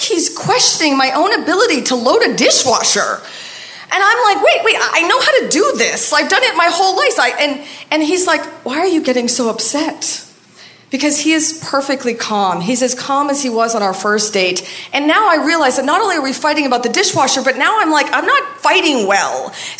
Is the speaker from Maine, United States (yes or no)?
yes; Maine, United States; moved away; I'm from Maine